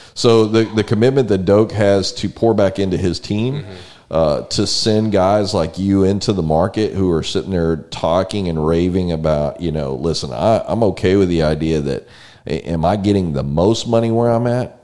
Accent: San Antonio, Texas, United States; now in College Station, United States; I grew up in San Antonio

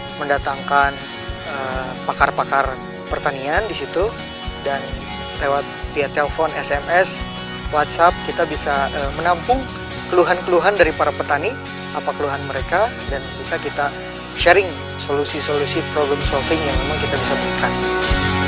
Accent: Indonesia; also born or lived in Tokyo, Japan

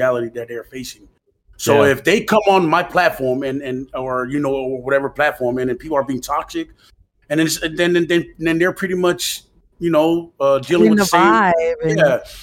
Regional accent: American Samoa; moved away; growing up in Manua

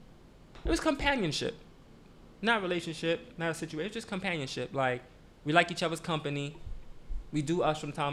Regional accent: New York City, New York, United States; moved away as an adult; now in New Jersey, United States; I live in Jersey. Been living in Jersey for about 2 years now. I'm from Brooklyn

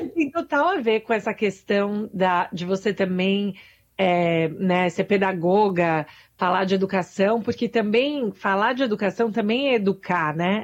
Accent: Brazil; now in United States; eu sou imigrante, sou brasileira

